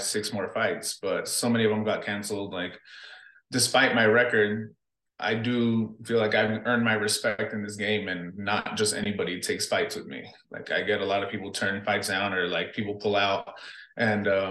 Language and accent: English; Los Angeles, California, United States; also born or lived in Buena Park, California / Guatemala (ancestry); I grew up in South Central LA to Buena Park, California.